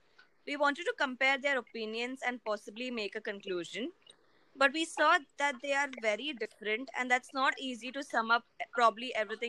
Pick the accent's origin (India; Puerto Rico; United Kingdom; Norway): India; I'm from India.